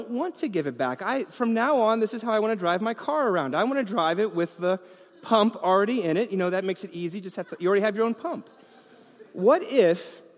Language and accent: English; New York, United States; I grew up in New York